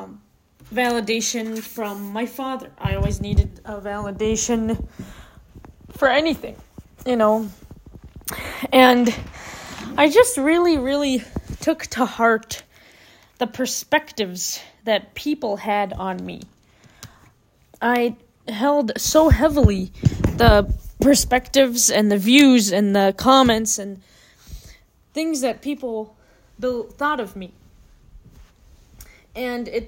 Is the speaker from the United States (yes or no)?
yes; Minnesota, United States; moved away as an adult; now in Arizona, United States; when I was growing up in Minnesota